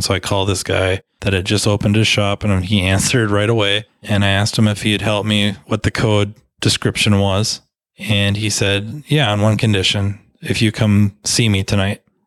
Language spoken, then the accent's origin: English; United States; I was born in the United States of America